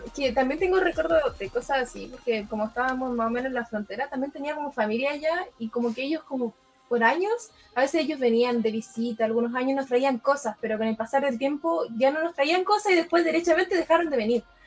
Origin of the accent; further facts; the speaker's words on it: Lonquimay, Araucanía, Chile; now in Peñaflor, Chile; ahora estoy viviendo en Peñaflor, pero me crié en la ah. región de Araucanía, en Lonquimay.